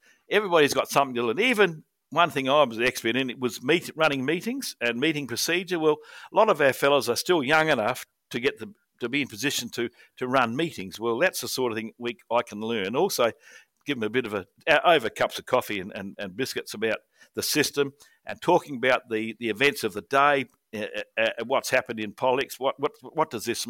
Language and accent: English; Crystal Brook, South Australia, Australia; I'm a farmer from Crystal Brook, fourth generation on the same property.